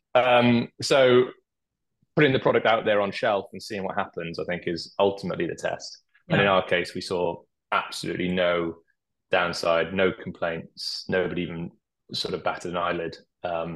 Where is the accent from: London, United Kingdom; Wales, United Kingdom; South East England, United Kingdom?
Wales, United Kingdom; I'm Welsh